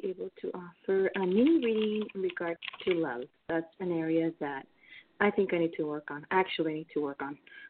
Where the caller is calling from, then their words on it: California, United States; I'm calling from California.